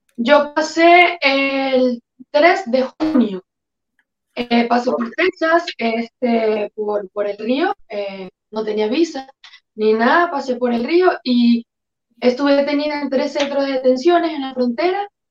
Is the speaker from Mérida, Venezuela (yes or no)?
no; Quíbor, Lara, Venezuela; moved away as an adult; also born or lived in Caracas, Venezuela; now in New York, United States; Yo soy exactamente de Quibor, cerca de Barquisimeto, Estado Lara, Venezuela